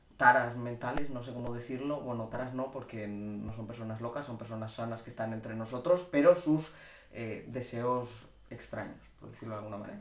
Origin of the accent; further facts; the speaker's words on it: Cantabria, Spain; now in Madrid, Spain; los veranos los paso en Cantabria, que es de donde soy yo